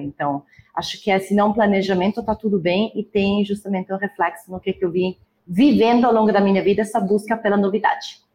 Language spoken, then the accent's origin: Portuguese; near Milan, northern Italy, Italy; Portuguese is a second language; moved away as an adult; also born or lived in Lisbon, Portugal / Lucerne, Switzerland; now in Brazil; Eu sou, eu sou, então, do norte da Itália, né, perto de Milão.